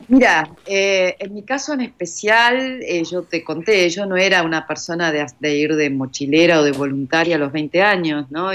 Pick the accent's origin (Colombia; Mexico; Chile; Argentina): Argentina; acá en Argentina, vos lo sabés, tomamos café, medialunas o mate